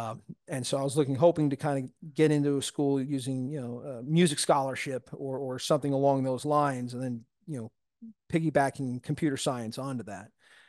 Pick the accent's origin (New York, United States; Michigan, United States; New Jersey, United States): New York, United States; Syosset; moved away as an adult; also born or lived in League City, Texas; now in Nassau Bay, United States; I'm born and raised on Long Island.